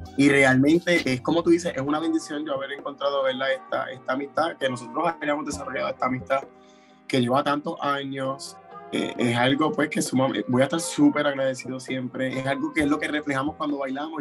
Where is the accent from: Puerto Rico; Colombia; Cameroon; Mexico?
Puerto Rico; somos los únicos puertorriqueños en nuestras propias categorías